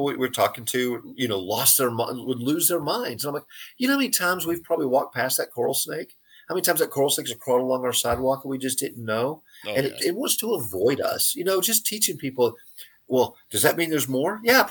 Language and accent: English; San Angelo, Texas, United States; growing up in San Angelo, but I was in San Angelo for about 20 years